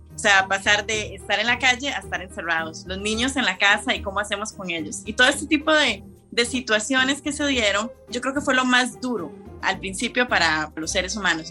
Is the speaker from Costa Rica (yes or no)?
yes; Costa Rica; moved away as an adult; now in Switzerland; yo soy costarricense